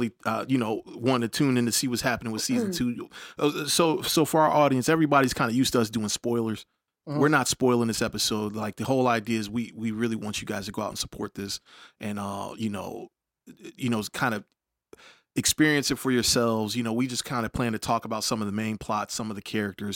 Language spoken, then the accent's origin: English; Hampton, Virginia, United States; I'm born and raised in Hampton